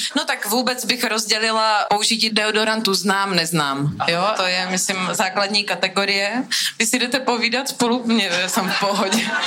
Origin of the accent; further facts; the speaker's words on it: Brno, South Moravian Region, Czechia; jsem z Brna